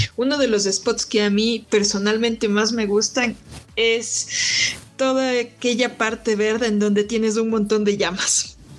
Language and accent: Spanish; Quito, Pichincha, Ecuador; soy quiteña